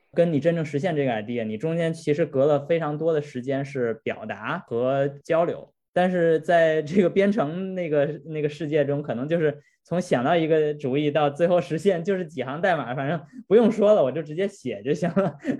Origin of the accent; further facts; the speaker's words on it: China; 我们本身中国人的文化背景就是比较内敛的